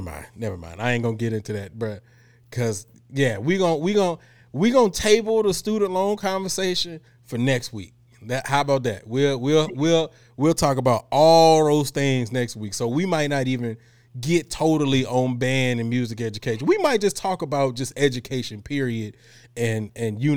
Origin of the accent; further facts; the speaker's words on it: Houston, Texas, United States; I'm from Houston, and I don't say bike.